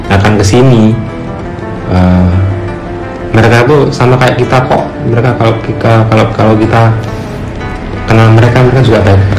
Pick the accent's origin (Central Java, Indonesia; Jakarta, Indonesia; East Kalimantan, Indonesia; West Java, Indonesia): Central Java, Indonesia; Klaten; born there; saya lahir di Klaten tinggalnya di kampung jadi rumah saya kan uh, alhamdulillah di, rumah yang gede